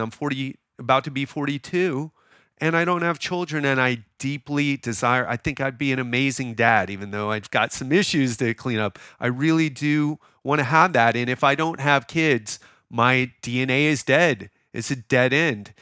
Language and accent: English; Miami, Florida, United States; now in Thailand; I'm from Miami.